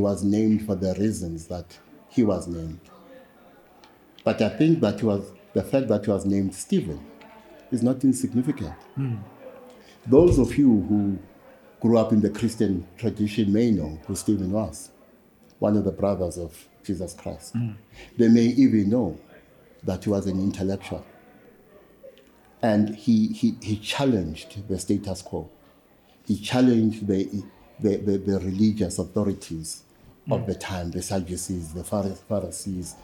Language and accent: English; Durban, KwaZulu-Natal, South Africa; moved away; also born or lived in Soweto; when I was growing up in Lamontville